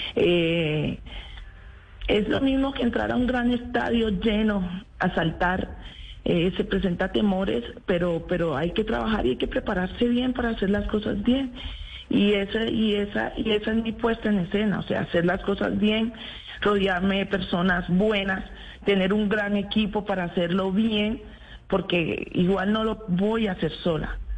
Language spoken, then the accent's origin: Spanish; Apartadó, Antioquia, Colombia; yo soy antioqueña, soy nacida en el, en el apartado.